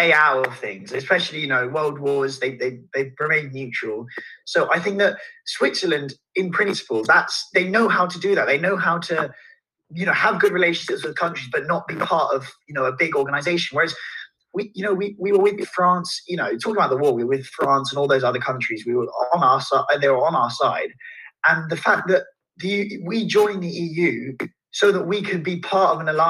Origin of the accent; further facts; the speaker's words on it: United Kingdom; we as British people